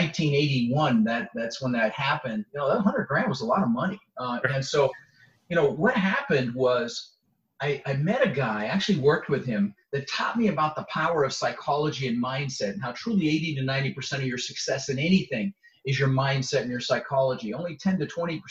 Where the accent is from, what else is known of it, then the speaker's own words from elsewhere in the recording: Denver, Colorado, United States; also born or lived in Netherlands; So I immigrated to this country when I was 6 years old. I was born in Holland in the Netherlands, and I immigrated with my mother, Zvancha, my brother, Albert, and we ended up in Denver, Colorado, where I lived for 30 years